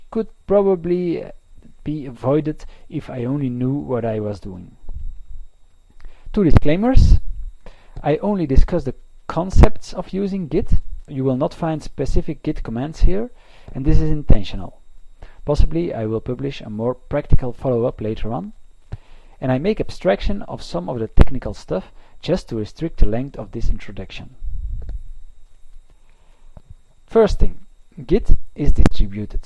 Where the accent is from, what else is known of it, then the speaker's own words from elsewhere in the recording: Belgium; I am from Belgium.